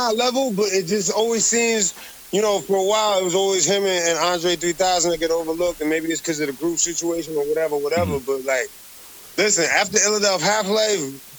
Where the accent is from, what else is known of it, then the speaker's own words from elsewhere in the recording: Allentown, Pennsylvania, United States; I'm from Allentown.